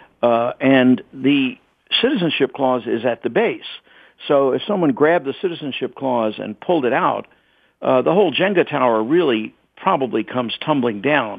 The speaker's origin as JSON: {"language": "English", "region": "the South", "country": "United States", "tie": "born or raised there", "said": "I grew up in the South during the Civil Rights era"}